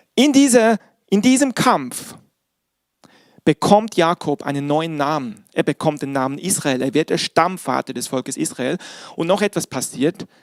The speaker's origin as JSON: {"language": "German", "region": "Bern", "country": "Switzerland", "tie": "born or raised there", "moved": "yes", "said": "Ich bin, wie ihr wisst, in der Schweiz groß geworden"}